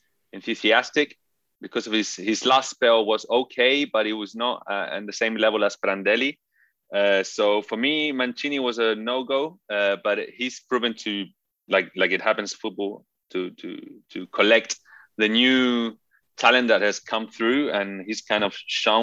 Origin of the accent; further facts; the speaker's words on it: Chile; also born or lived in England; So I grew up in this very Italian environment, even though I grew up in Chile and in England. Never actually lived in Italy.